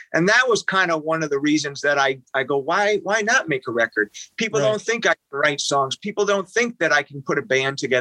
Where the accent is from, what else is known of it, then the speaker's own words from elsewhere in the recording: Detroit, Michigan, United States; growing up in Detroit